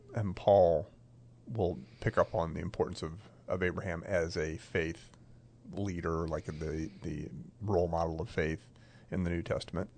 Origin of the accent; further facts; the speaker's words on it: Maryland, United States; I grew up in Maryland and I knew farmers